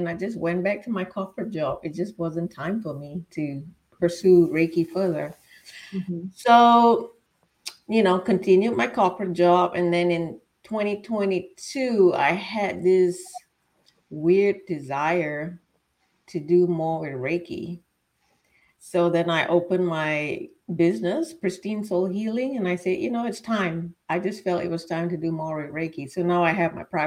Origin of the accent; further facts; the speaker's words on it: Singapore; moved away as an adult; also born or lived in Florida, United States; now in Virginia, United States; I was born and raised in Singapore